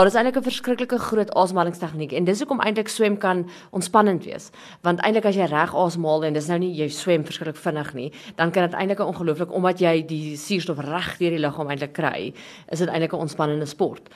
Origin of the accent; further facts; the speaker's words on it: Christiana, North West, South Africa; Ek is van 'n klein dorpie Christiana.